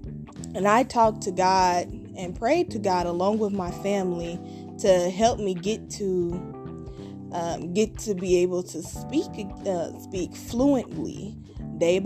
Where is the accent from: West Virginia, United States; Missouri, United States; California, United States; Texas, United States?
Missouri, United States; Kansas City; also born or lived in Independence, Missouri; I was born and raised in Kansas City, Missouri